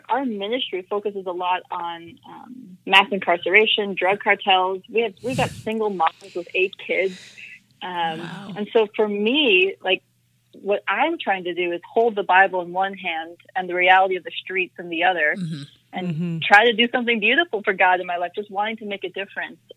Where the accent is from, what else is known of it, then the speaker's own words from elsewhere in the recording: Minnesota, United States; also born or lived in South Carolina; now in Austin, United States; so I was born in South Carolina. I grew up in Minnesota though